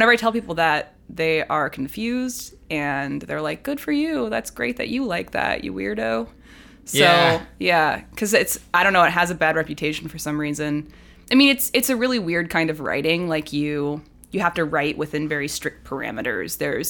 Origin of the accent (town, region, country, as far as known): Columbus, Ohio, United States; now in Cincinnati, United States